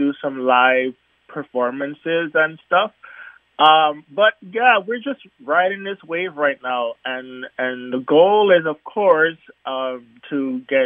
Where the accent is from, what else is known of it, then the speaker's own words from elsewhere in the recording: U.S. Virgin Islands; growing up in the Virgin Islands